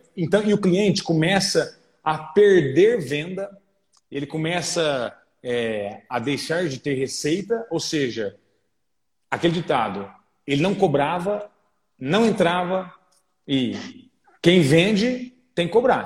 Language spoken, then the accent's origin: Portuguese; Orlândia, São Paulo, Brazil; moved away as an adult; now in Franca, Brazil; sou natural da cidade de Orlândia e estou já há quase sete anos na cidade de Franca